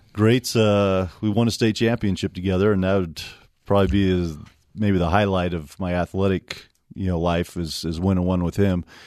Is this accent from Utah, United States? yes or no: yes; Provo, Utah, United States; also born or lived in Cedar Hills, Utah; I grew up here in Provo